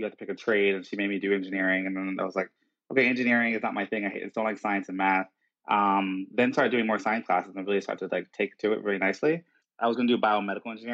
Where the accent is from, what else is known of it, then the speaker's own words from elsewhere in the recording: New Jersey, United States; I grew up in South Jersey